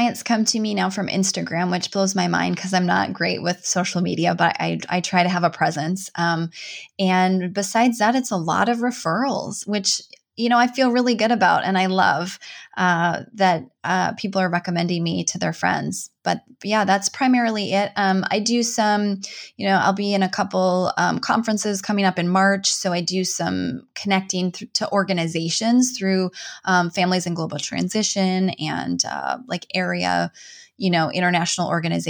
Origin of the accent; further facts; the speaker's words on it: Minnesota, United States; I'm from Northern Minnesota. So like walleye and wild rice, those are probably the two things.